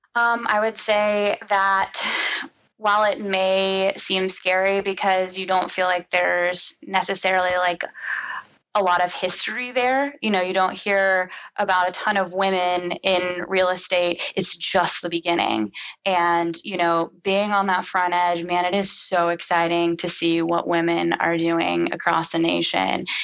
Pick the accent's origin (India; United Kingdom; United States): United States; Cincinnati, Ohio; I'm born raised Cincinnati, went to the University of Cincinnati, go Bearcats